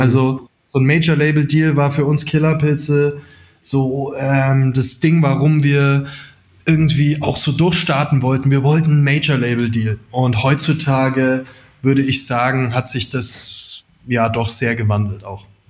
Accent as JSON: {"language": "German", "area": "near Augsburg", "region": "Bavaria", "country": "Germany", "also_born_or_lived": "Dillingen an der Donau", "said": "wir kommen aus der Nähe von Augsburg ursprünglich"}